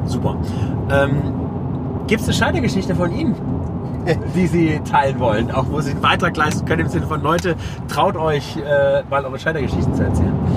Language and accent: German; Düren, North Rhine-Westphalia, Germany; ich komme ja aus Düren